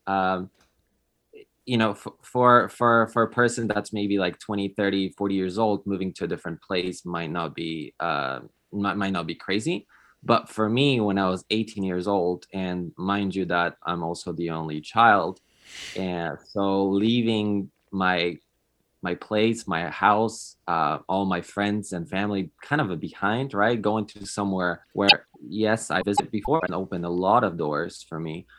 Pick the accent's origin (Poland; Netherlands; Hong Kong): Poland; moved away as an adult; also born or lived in California; now in United States; I moved to, to the United States because I'm originally from Poland